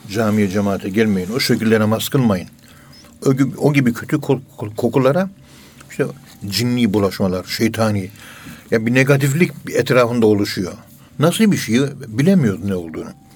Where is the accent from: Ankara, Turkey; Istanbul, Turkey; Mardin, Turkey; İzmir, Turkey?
Ankara, Turkey; Ankara'nın yerlisiyim ben. Ee, Kayabaşı Mahallesi, Direkli Sokak'ta oturuyoruz.